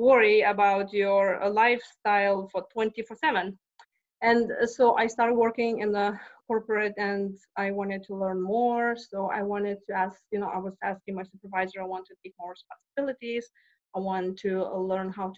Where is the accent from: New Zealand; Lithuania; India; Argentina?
Lithuania; moved away as an adult; now in Texas, United States; I'm not from Texas. I'm from Lithuania, and I came 20 years ago.